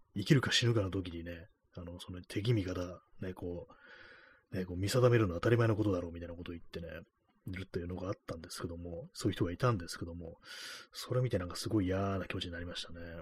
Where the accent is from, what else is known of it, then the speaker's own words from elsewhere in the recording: Tokyo, Japan; 東京生まれの東京人ですけども、東京育ちですけども